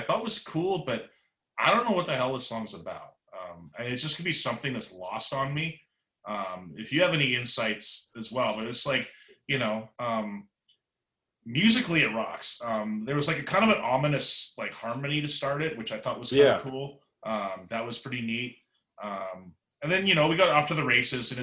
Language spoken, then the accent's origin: English; Canada